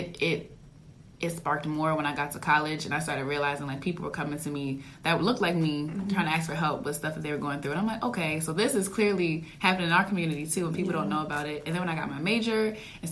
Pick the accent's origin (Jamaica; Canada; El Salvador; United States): United States; Baltimore, Maryland; I'm from Maryland, Baltimore, Maryland